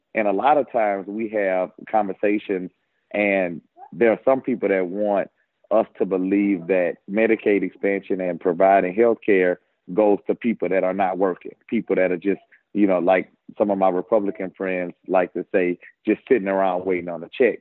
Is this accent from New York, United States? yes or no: no; Baton Rouge, Louisiana, United States; born and raised in Baton Rouge